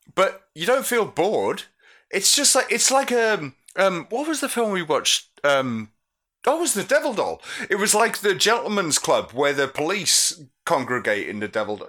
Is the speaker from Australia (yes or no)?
no; United Kingdom; we're British